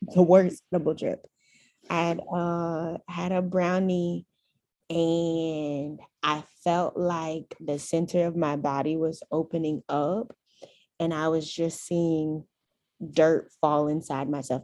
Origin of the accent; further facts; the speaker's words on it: Houston, Texas, United States; I am from Houston, Texas